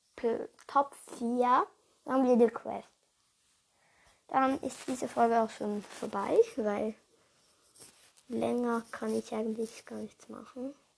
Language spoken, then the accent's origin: German; Switzerland; ich komme halt ursprünglich aus der Schweiz. Und ja, ich stamme aber auch von Deutsch ab. Also meine Mutter ist von Deutschland und mein Vater ist von der Schweiz.